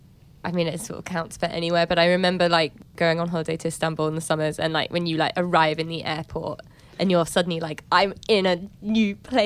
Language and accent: English; London, United Kingdom; born and raised in London, went there for holiday, but like I can't speak Turkish.